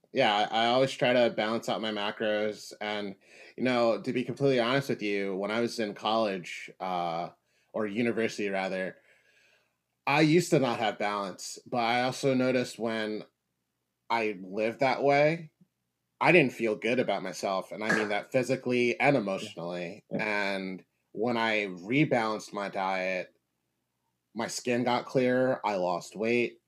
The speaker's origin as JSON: {"language": "English", "town": "Philadelphia", "region": "Pennsylvania", "country": "United States", "tie": "born or raised there", "said": "growing up in Philadelphia in the U.S."}